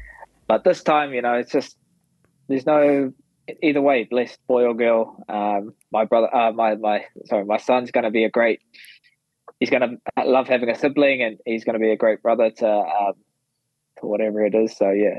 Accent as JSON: {"language": "English", "town": "Napier", "region": "Hawke's Bay", "country": "New Zealand", "tie": "born or raised there", "said": "going back into my hometown, back onto Amarai down in Napier"}